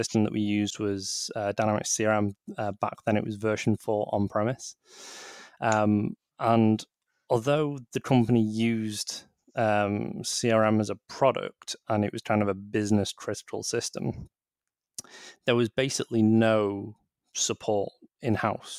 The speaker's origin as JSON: {"language": "English", "town": "Manchester", "region": "North West England", "country": "United Kingdom", "said": "I'm from Manchester myself."}